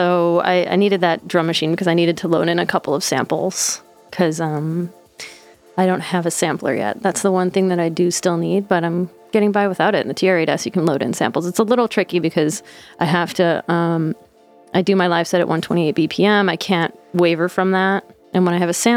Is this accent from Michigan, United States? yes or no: yes; Detroit, Michigan, United States; moved away as an adult; now in Brooklyn, United States; I'm from Detroit